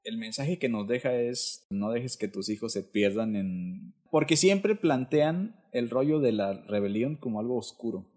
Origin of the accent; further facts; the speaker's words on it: Isthmus of Tehuantepec, Oaxaca, Mexico; moved away; yo soy de Oaxaca, pero en los 80